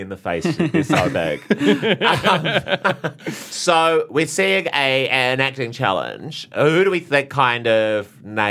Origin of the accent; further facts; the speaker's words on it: New Zealand; a New Zealander